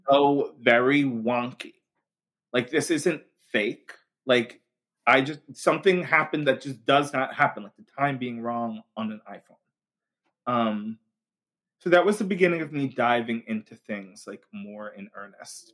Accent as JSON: {"language": "English", "area": "Long Island", "region": "New York", "country": "United States", "moved": "yes", "lives_now": "Brooklyn, United States", "said": "I'm from Long Island, New York originally, now living in Brooklyn"}